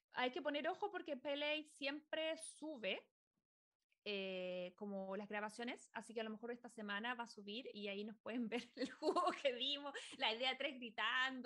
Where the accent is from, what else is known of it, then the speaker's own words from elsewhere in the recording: Chile; moved away as an adult; now in United States; éramos de Chile